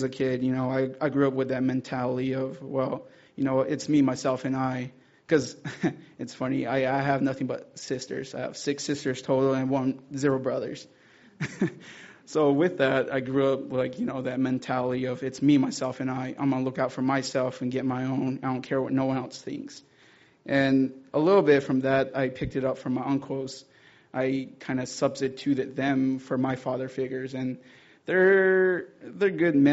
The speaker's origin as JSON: {"language": "English", "town": "Zuni", "region": "New Mexico", "country": "United States", "tie": "born or raised there", "said": "I'm from the Zuni tribe, Pueblo tribe, and they're in New Mexico"}